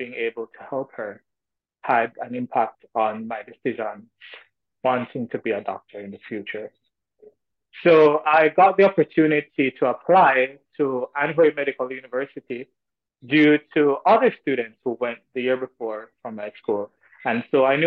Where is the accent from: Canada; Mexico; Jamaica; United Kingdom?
Jamaica; moved away as an adult; also born or lived in China; being Jamaican